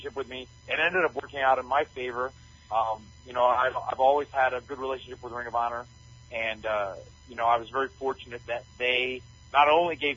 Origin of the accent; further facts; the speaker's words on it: North Carolina, United States; I grew up in North Carolina